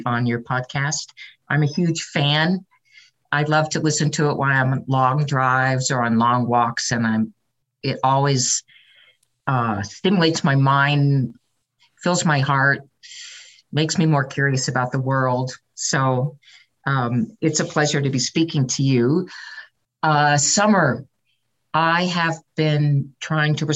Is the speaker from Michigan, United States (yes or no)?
no; San Francisco Bay Area, California, United States; I was raised in the San Francisco Bay Area